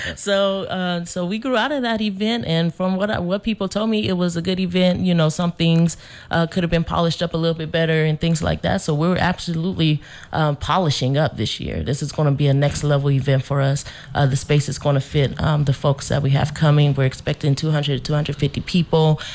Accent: Denver, Colorado, United States; now in St. Croix, US Virgin Islands; I grew up in Denver, Colorado

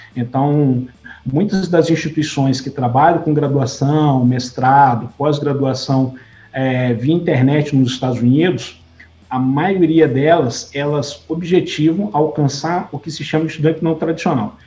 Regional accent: São João dos Patos, Maranhão, Brazil; minha cidade natal, em São João dos Patos

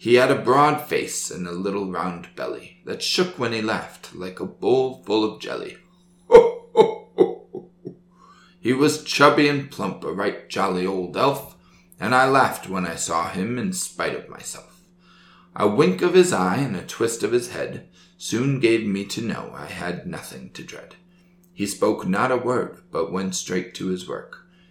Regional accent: United States; I'm American

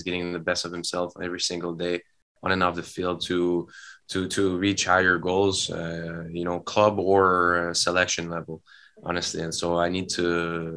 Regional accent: Canada; in Canada, we're all Canadian

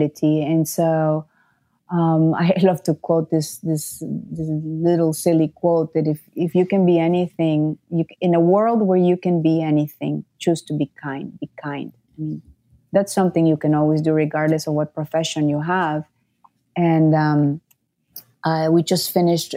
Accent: Nicaragua; I grew up in Nicaragua, so very unstable politically.

